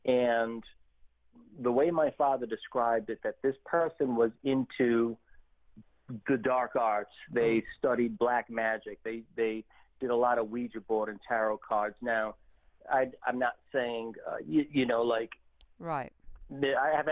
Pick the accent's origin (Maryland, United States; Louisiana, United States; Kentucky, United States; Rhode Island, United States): Rhode Island, United States; Warwick; also born or lived in Providence, Rhode Island; we moved from Providence, and I spent basically from 9-10 years old all the way up until my 20s living in the suburbs of Warwick, Rhode Island.